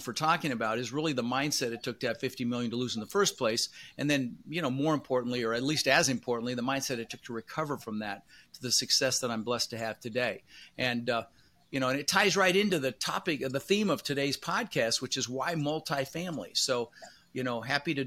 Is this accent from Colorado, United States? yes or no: yes; Denver, Colorado, United States; English is a second language; also born or lived in Netherlands; I was born in the Netherlands, you know, wooden shoes and windmills, and immigrated when I was 6 years old with my brother Albert, my mother's Vancha. Ended up in Denver, Colorado